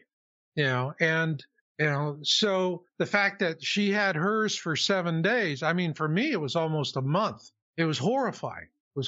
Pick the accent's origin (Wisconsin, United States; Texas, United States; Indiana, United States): Texas, United States; Houston; Well, fast forward to the 90s, you know, and I'm from Houston.